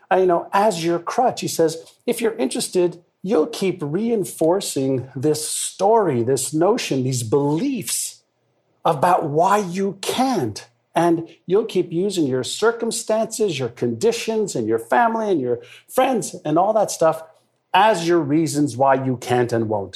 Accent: Montreal, Quebec, Canada; first language Hebrew; English is a second language; also born or lived in Israel; I got to Montreal at a, as a six-year-old kid. I was actually five and a half, and I spoke Hebrew, which was my mother tongue

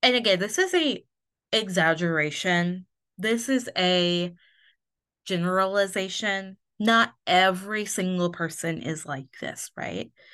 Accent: Indiana, United States; moved away; I grew up in Indiana, obviously, in a very small town, but I only lived, like, twenty minutes from Ohio

